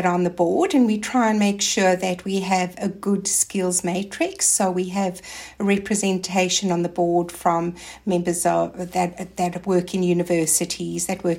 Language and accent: English; South Africa; now in Australia; I came from South Africa. So I actually came to Australia and I didn't know anybody else.